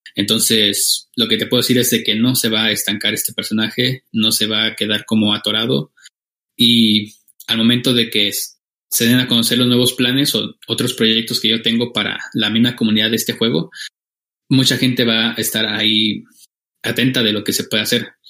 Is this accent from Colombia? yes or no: no; Michoacán, Mexico; now in Oaxaca, Mexico; yo soy de, soy mexicano, vivo en el estado de Oaxaca la mayor parte del año, pero soy michoacano